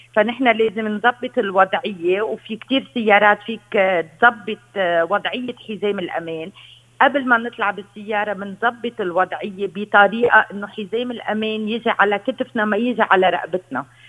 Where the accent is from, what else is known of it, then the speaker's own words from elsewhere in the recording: Lebanon; عندنا بلبنان